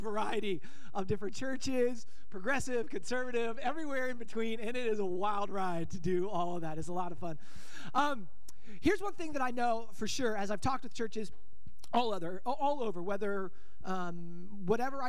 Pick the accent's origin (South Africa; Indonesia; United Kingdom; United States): United States; Denver, Colorado; moved away as an adult; now in Bellingham, United States; I'm originally from the Denver, Colorado area